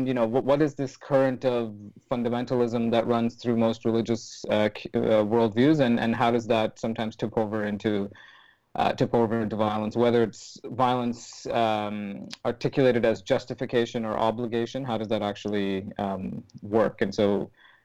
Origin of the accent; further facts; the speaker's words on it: Sri Lanka; living with my family and growing up in Sri Lanka